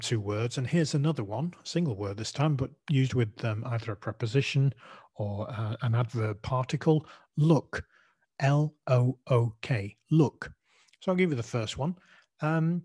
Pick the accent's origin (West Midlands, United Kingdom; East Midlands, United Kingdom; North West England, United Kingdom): North West England, United Kingdom; Manchester; accent: Mancunian; my Mancunian accent